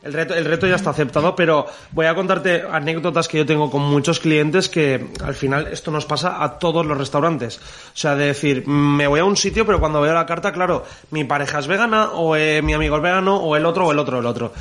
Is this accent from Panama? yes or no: no; Traiguera, Valencian Community, Spain; en Traiguera, en Castellón, de donde yo soy